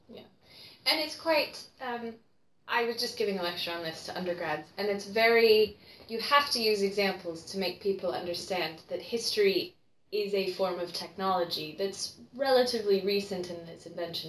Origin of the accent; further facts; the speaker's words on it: United States; now in United Kingdom; as an American